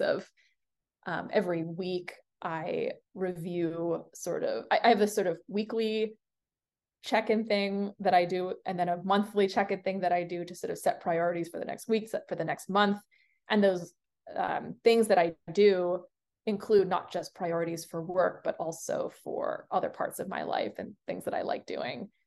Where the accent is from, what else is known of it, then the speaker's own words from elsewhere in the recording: Singapore; I was born in Singapore.